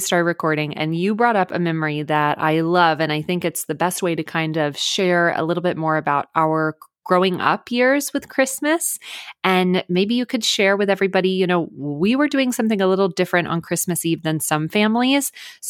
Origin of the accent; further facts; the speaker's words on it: McKinney, Texas, United States; now in California, United States; So our church that we grew up in McKinney, Texas, it's an amazing church, and our dad was the pastor there.